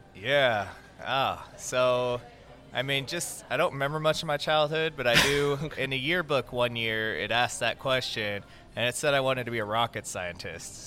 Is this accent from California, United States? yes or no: yes; Southern California, United States; moved away as an adult; also born or lived in Central Florida; now in Florida, United States; I was born and raised in Southern California.